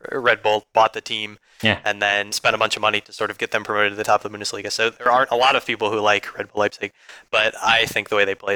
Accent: Chicago, Illinois, United States; I'm from Chicago

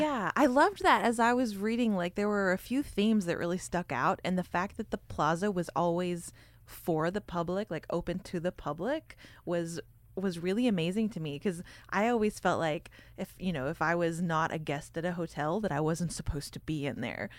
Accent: Texas, United States; I grew up in Texas

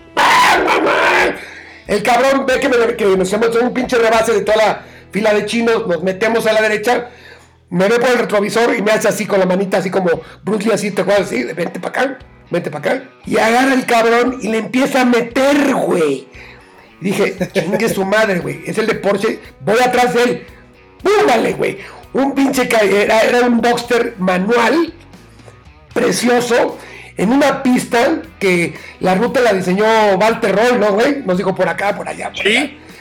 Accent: Mexico

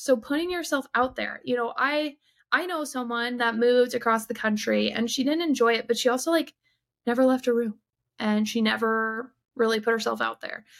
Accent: southeastern Michigan, United States; moved away as an adult; I grew up in southeastern Michigan

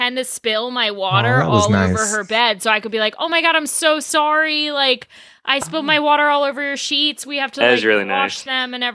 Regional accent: Baltimore, Maryland, United States; I grew up in Baltimore

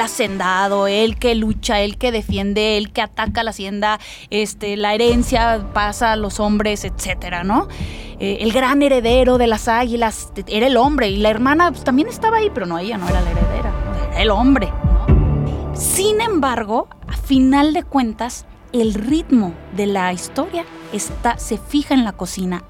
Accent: Querétaro, Mexico; yo soy de aquí. Y es volver a esos orígenes, cuando vuelves a esta tierra en la que naciste

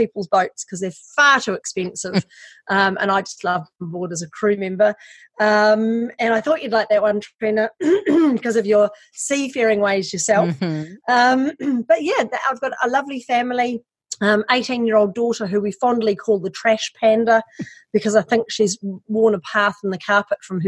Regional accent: New Zealand; moved away as an adult; also born or lived in Wellington, New Zealand; now in Australia; I'm actually a Kiwi. I'm from New Zealand.

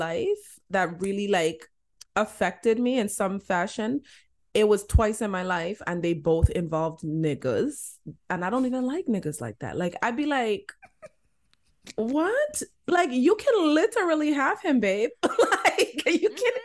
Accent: LaGrange, United States; I grew up in LaGrange

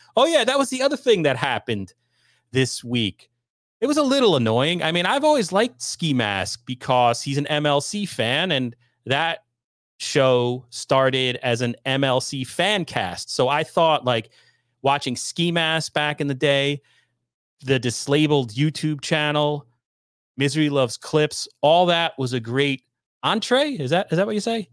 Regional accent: New York suburbs, United States; Being from, uh, New York, I would pretend I was from New York City, but I was not. I was from the lily white suburbs

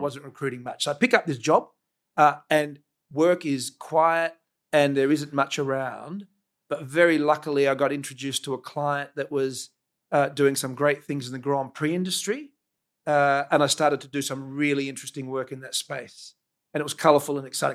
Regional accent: Adelaide, South Australia, Australia; So I grew up in Seton

